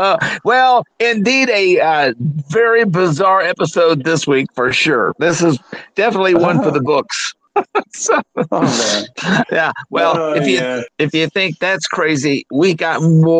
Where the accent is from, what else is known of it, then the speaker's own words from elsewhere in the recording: Booneville, Arkansas, United States; My hometown in Boonville, Arkansas